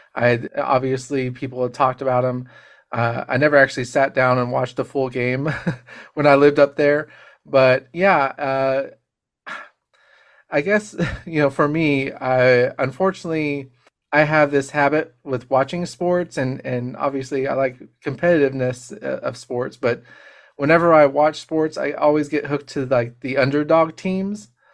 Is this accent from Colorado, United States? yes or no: yes; Colorado, United States; moved away; also born or lived in Texas; I grew up in Colorado, Uh, I mean, I was born in Texas, but grew up in Colorado for a short time